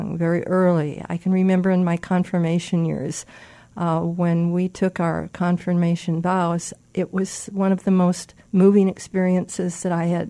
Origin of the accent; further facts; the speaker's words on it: Fort Dodge, Iowa, United States; I was born and raised in Fort Dodge, Iowa